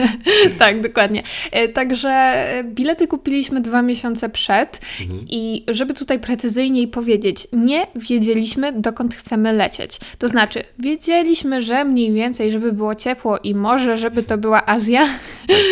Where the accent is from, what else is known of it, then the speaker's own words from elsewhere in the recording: Katowice, Silesian Voivodeship, Poland; ja jestem, słuchajcie, z Katowic